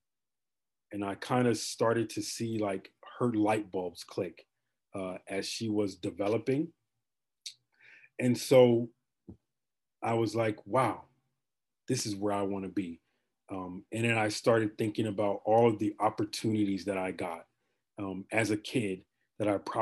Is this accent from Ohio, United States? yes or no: no; Chicago, Illinois, United States; moved away as an adult; also born or lived in Texas; now in Ontario, Canada; I am from Chicago originally